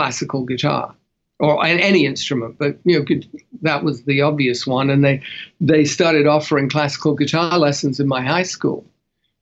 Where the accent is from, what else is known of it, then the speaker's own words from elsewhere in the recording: London, United Kingdom; accent: Cockney; now in Los Angeles, United States; I grew up in London, in the East End, which technically makes me a Cockney, but grew up in suburban North London